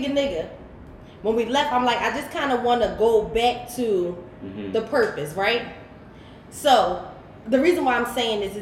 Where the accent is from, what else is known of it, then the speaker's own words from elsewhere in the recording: Philadelphia, Pennsylvania, United States; I'm from North Philly